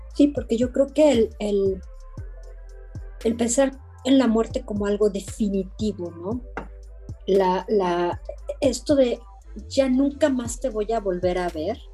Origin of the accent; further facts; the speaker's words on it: Mexico; now in Belgium; Yo, como mexicano